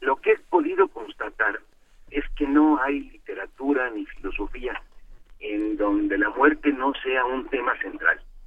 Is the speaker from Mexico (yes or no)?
yes; Mexico; como mexicanos